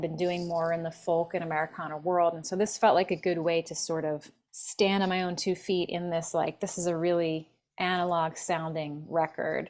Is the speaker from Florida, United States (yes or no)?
no; Philadelphia, Pennsylvania, United States; now in Los Angeles, United States; I'm from Philly originally